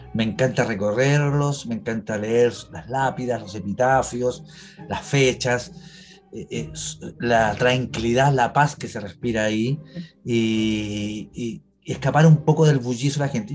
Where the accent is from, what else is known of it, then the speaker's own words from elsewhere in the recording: Chile; soy chileno de corazón